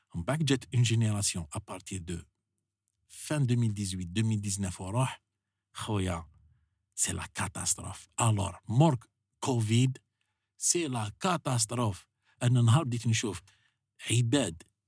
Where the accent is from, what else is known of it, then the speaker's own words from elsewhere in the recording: Algeria; بلادنا الجزائر